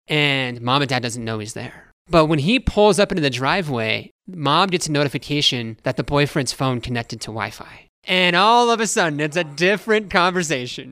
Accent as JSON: {"language": "English", "town": "Alamosa", "region": "Colorado", "country": "United States", "tie": "born or raised there", "said": "I grew up here in Alamosa"}